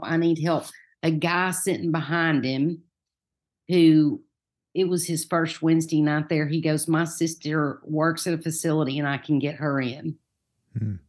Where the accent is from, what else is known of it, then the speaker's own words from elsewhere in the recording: Farragut, Tennessee, United States; now in Knoxville, United States; I grew up in Farragut. Most people in Farragut don't have this accent